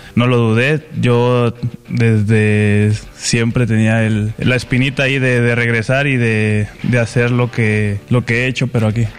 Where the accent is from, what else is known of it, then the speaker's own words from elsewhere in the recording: Guerrero, Mexico; yo soy del estado de Guerrero